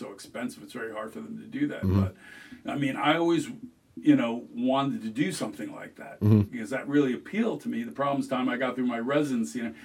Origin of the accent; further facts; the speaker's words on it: Palm Beach Gardens, Florida, United States; In South Florida in the 70s. I grew up in Palm Beach County.